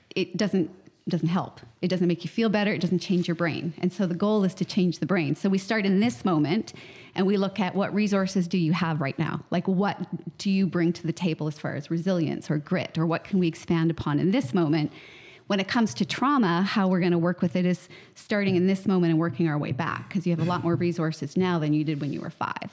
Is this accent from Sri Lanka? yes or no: no; Canada; I'm a psychotherapist from Canada